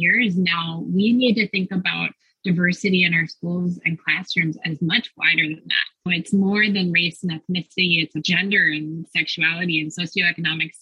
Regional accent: Minneapolis, Minnesota, United States; I grew up in the Minneapolis-St. Paul area

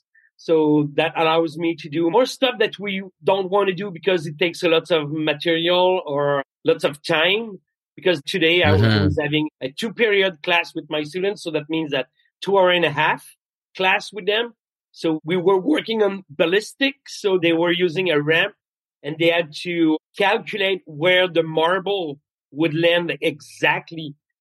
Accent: Quebec City, Quebec, Canada; English is a second language; I come from Quebec City in Quebec. So English is not my first language.

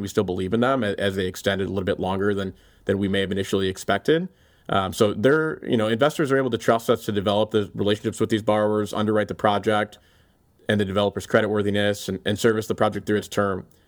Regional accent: Cleveland, Ohio, United States; moved away as an adult; also born or lived in Chicago; helping to build a market leader here in my hometown that I'm so passionate about in Cleveland

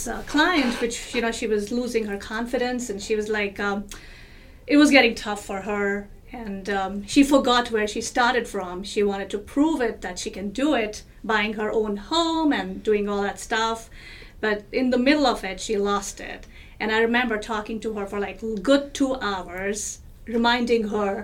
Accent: New Delhi, Delhi, India; moved away; I was born in New Delhi, India, and there's a lot of culture, there's a lot of values that I hold with myself from my country

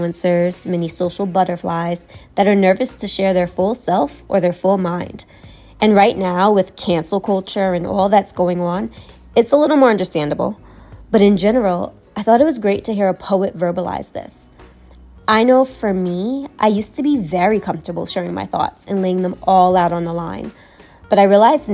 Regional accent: New York City, New York, United States; moved away as an adult; now in Charlotte, United States; I was born and raised in Brooklyn, New York. I now live in Charlotte, North Carolina

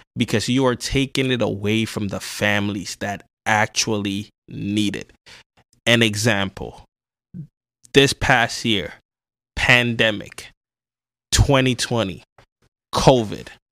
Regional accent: New York City, New York, United States; also born or lived in Ghana; I grew up in the South Bronx

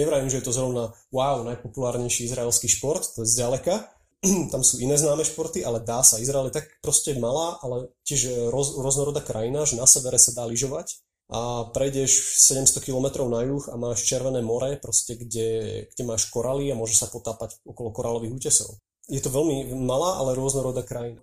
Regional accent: Slovakia; moved away as an adult; also born or lived in Israel; povedal som im, že Slovensko

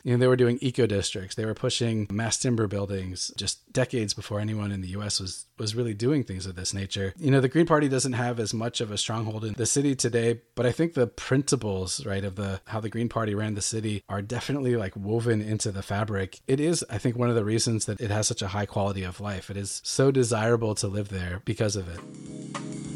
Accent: United States; moved away as an adult; also born or lived in Seattle; now in Germany; an American intern in two thousand three, two thousand four

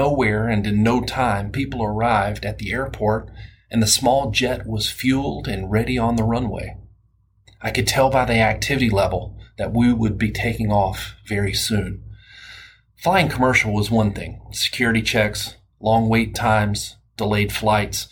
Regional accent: Alabama, United States; accent: southern; I am from Alabama, and the only accent that I can really nail is a southern accent.

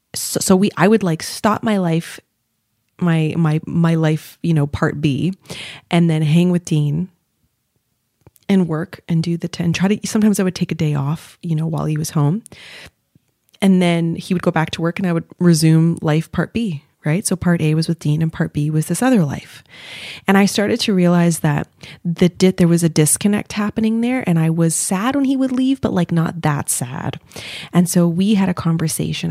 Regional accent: Montreal, Quebec, Canada; moved away as an adult; now in Toronto, Canada; I'm living in Toronto. Now I'm from Montreal.

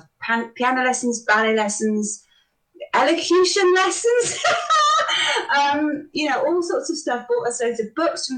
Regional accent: Bristol, South West England, United Kingdom; I was born in Bristol. Bristol born and bred, as were my parents

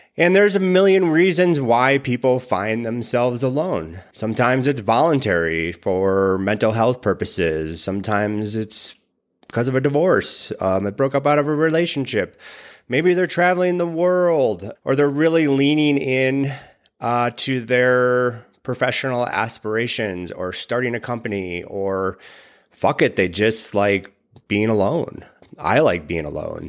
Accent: Wisconsin, United States; I grew up in Wisconsin

